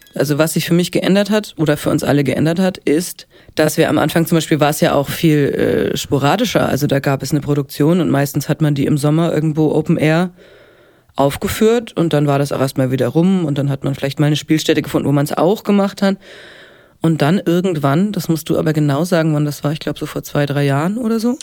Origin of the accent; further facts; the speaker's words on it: Helmbrechts, Bavaria, Germany; moved away as an adult; now in Marburg, Germany; Ich komme aus äh, gebürtig aus Oberfranken, aus Helmbrechts